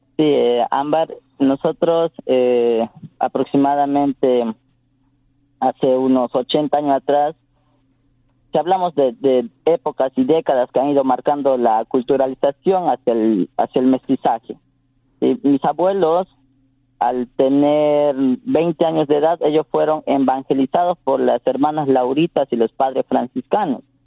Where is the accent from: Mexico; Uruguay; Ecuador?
Ecuador; Tsáchila people, Santo Domingo de los Tsáchilas; first language Tsafiki; Spanish is a second language; en Safiki, que en nuestra lengua materna